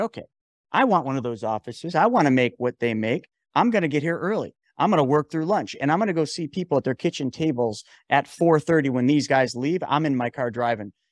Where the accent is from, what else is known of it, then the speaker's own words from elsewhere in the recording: New York, United States; I'm from New York